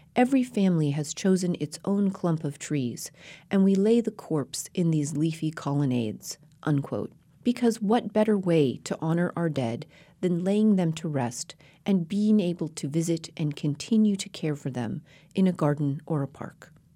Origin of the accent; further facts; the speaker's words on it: Intermountain West, United States; now in Northern California, United States; I grew up in the Intermountain West